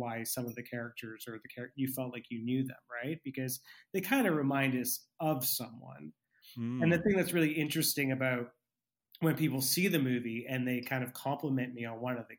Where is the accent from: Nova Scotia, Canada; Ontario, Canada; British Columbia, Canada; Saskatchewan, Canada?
British Columbia, Canada; Vancouver; as a British Columbian, as a Vancouverite